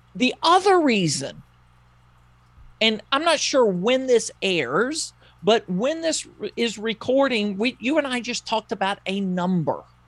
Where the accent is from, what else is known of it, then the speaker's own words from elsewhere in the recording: the South, United States; I grew up in the South. You probably know that by listening to me